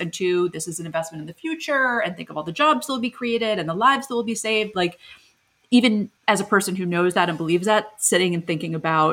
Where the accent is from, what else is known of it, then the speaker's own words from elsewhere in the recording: United States; as an American